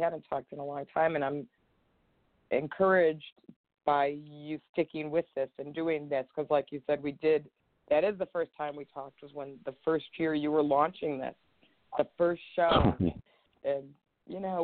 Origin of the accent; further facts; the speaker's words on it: Chicago, Illinois, United States; now in California, United States; I grew up in Chicago. I was from Chicago is where I kind of was raised